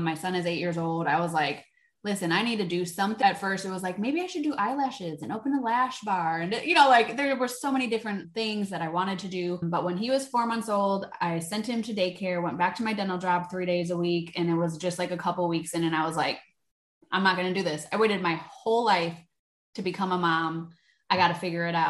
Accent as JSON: {"language": "English", "region": "Wisconsin", "country": "United States", "said": "I'm from Wisconsin. In Wisconsin, we know how to party"}